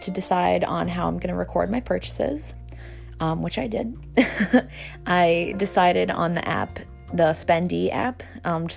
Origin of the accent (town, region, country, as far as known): New York, United States; born or raised there